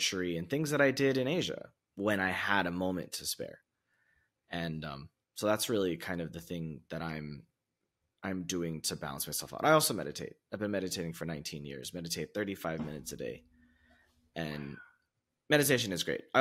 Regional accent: United States; moved away as an adult; also born or lived in China / Vietnam; now in Portugal; being American

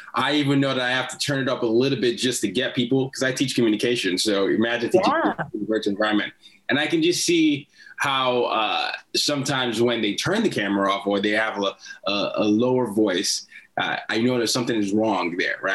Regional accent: Nigeria; I'm from Nigeria

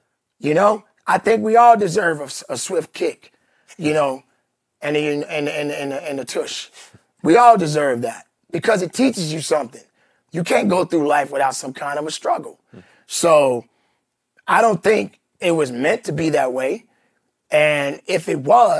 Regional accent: Chicago, Illinois, United States; I'm from Chicago

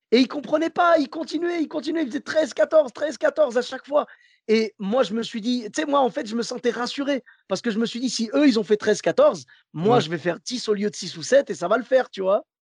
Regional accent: Bordeaux, Nouvelle-Aquitaine, France; Ben, moi, comme je venais de Bordeaux

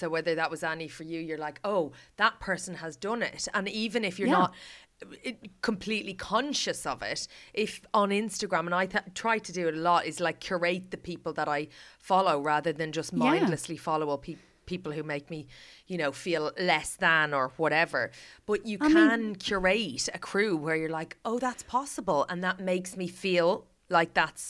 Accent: Ireland; Like, I feel like I relate to that as an Irish person.

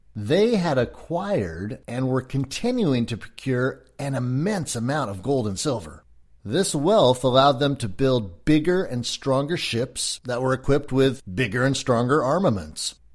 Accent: California, United States; I am American, Californian specifically

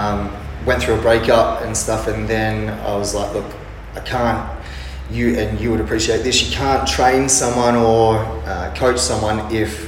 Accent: Sydney or Wollongong, New South Wales, Australia; moved away as an adult; also born or lived in Amsterdam / London / Bali / Mount Isa; now in Perth, Australia; I'm originally from Sydney or Wollongong

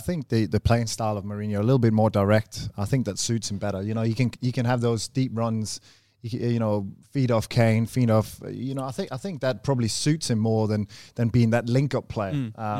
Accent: Australia; I'm Australian, mate.

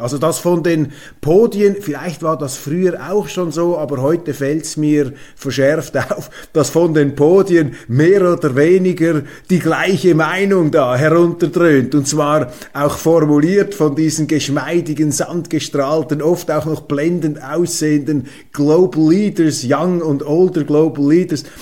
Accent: Switzerland; bei uns in der Schweiz

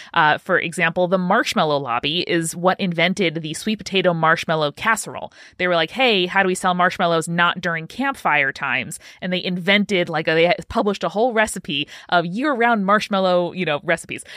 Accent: New York, United States; I'm from New York, and I spent a, a large portion of my school year driving to school in the darkness

